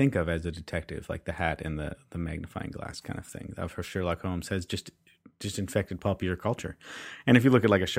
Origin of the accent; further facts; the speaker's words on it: Canada; I'm Canadian.